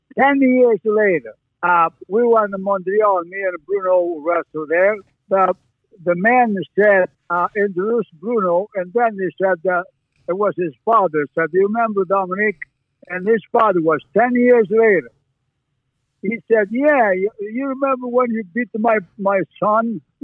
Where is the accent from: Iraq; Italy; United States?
Italy; born or raised there; moved away as an adult; also born or lived in Canada